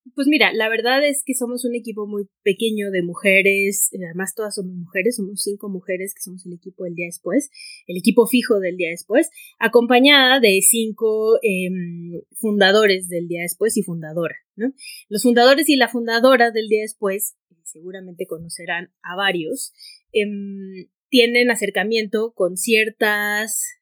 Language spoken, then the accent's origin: Spanish; Hermosillo, Sonora, Mexico; yo soy de Hermosillo Sonora